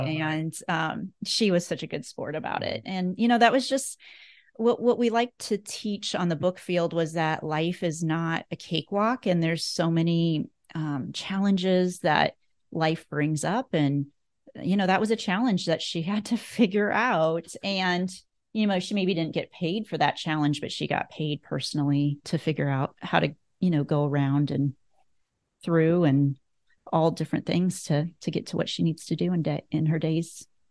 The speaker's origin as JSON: {"language": "English", "region": "Northeast Nebraska", "country": "United States", "tie": "born or raised there", "said": "I grew up in Northeast Nebraska, so about an hour and a half from Omaha. And I was born and raised on a cattle, a beef cattle and, um, hog producing, farm"}